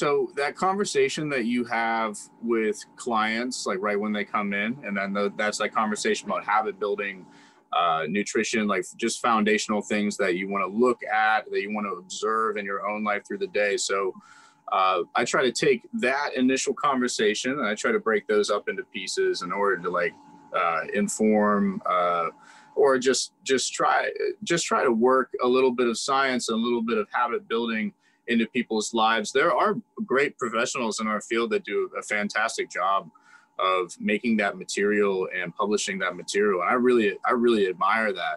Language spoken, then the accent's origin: English; Ligonier, Pennsylvania, United States; moved away as an adult; in the Ligonier community, I've done a lot in my community. So I'm not saying like I'm famous or something, but I'm just saying I've served a lot of people in my hometown.